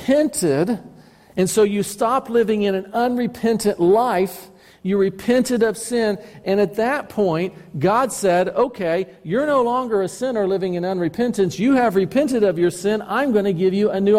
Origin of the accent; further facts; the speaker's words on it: United States; I am identified as an American citizen